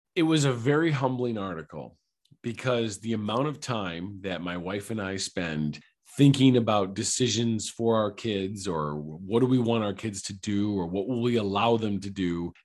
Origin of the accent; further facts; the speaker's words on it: Traverse City, Michigan, United States; now in Clarkston, United States; I was born in Traverse City, Michigan